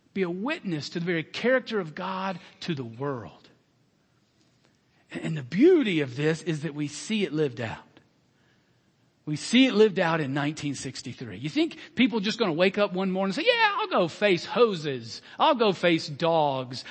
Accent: Alabama, United States; moved away; my home state, Alabama

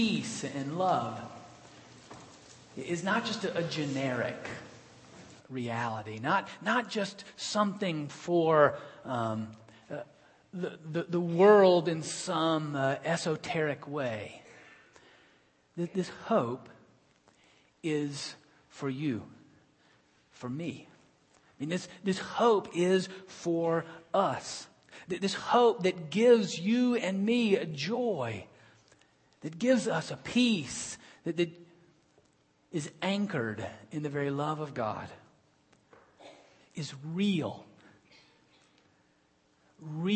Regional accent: Birmingham, Alabama, United States; my hometown had a team in the World Football League. The World Football League was trying to compete with the National Football League, and we were the Birmingham Americans

